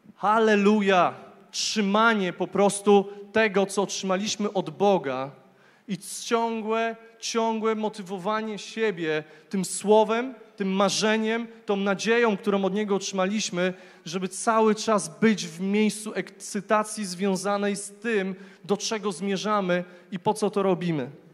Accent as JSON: {"language": "Polish", "town": "Głogów", "region": "Lower Silesian Voivodeship", "country": "Poland", "tie": "born or raised there", "said": "urodziłem się w Głogowie, w pięknym mieście"}